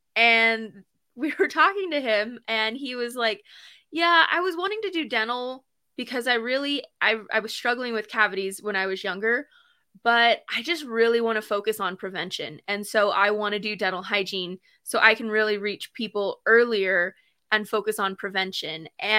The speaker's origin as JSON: {"language": "English", "region": "New Mexico", "country": "United States", "said": "I'm from New Mexico, for those who don't know."}